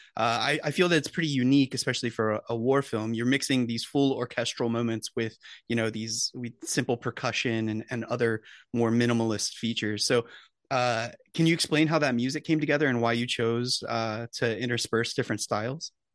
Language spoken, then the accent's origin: English; United States; as an American viewer